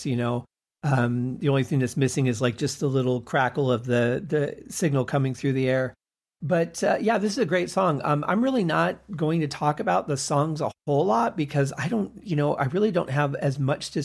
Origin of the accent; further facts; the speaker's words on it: Michigan, United States; also born or lived in Colorado / Arizona / California; now in Las Vegas, United States; I grew up in Michigan where we had a lot of snow, lived in Colorado where we had a lot of snow